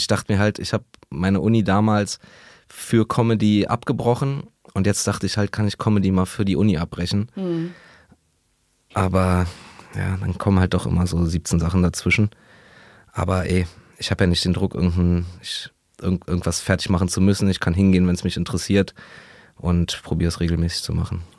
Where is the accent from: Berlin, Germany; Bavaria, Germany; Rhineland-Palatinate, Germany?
Berlin, Germany; in Berlin, in meiner Heimat in Neukölln